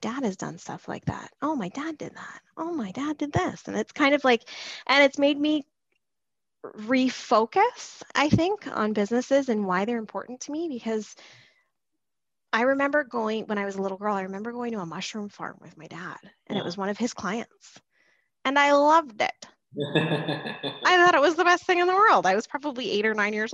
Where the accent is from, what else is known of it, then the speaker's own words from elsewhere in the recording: Abbotsford, British Columbia, Canada; I grew up in Abbotsford